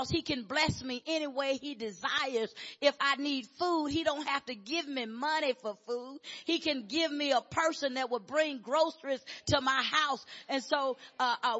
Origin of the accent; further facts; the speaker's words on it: Arkansas, United States; I'm from Arkansas